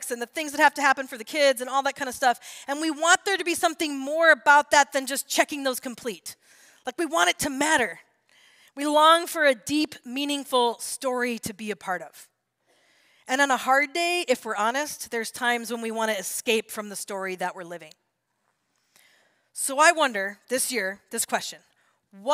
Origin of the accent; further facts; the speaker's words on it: United States; as an American